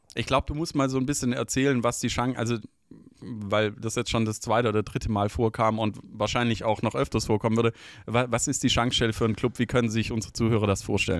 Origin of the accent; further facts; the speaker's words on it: Stuttgart, Baden-Württemberg, Germany; Liebe meine Heimatstadt